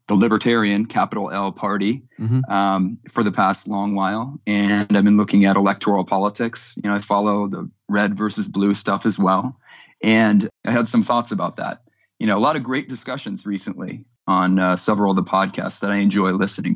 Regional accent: California, United States; also born or lived in Texas; I grew up between California and Texas. I'm a Californian now, living back here in California's Central Valley

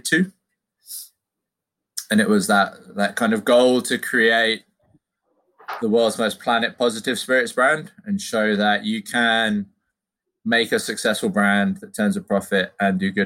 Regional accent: Cornwall, South West England, United Kingdom; growing up in Cornwall, you grew up around apples

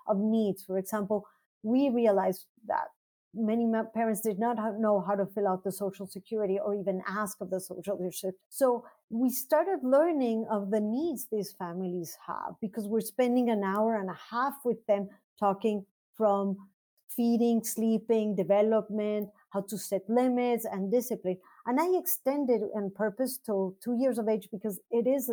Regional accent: Mexico City, Mexico; moved away as an adult; now in United States; So I was born in Mexico City and I did my medical training in Mexico City and the National University

